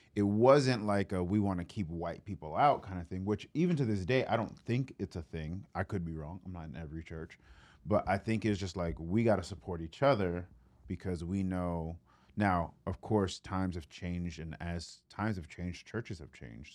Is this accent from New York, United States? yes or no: yes; New York City, New York, United States; now in Memphis, United States; I grew up in New York